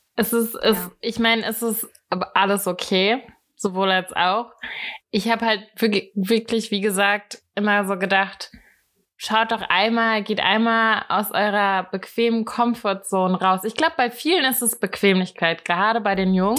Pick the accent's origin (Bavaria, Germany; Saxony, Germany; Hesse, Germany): Hesse, Germany; Hattenheim; Ich bin in Hattenheim groß geworden. Ähm, das ist ein kleines Dorf